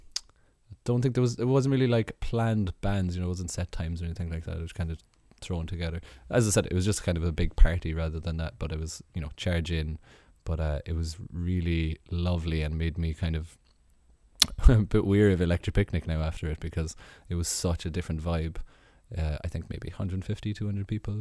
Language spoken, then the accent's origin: English; Ireland; we as Irish people